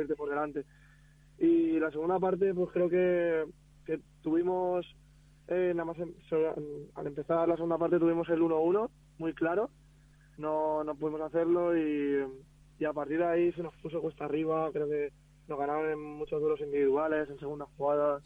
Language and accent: Spanish; Picanya, Valencian Community, Spain; yo soy de Picaña, soy de pueblo al lado